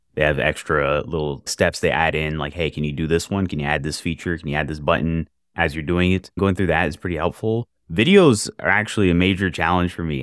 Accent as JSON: {"language": "English", "town": "Jacksonville", "region": "Florida", "country": "United States", "said": "I am from Jacksonville, Florida, software developer"}